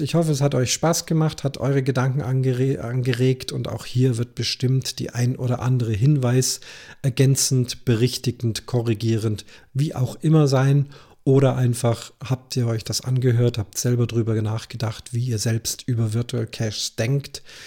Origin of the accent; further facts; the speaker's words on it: Munich, Bavaria, Germany; bei uns in München